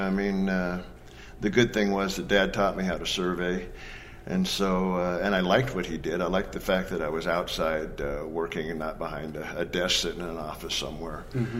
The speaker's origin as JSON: {"language": "English", "region": "Pacific Northwest", "country": "United States", "tie": "born or raised there", "said": "I grew up in the Northwest, Washington, Oregon, Idaho, Montana area."}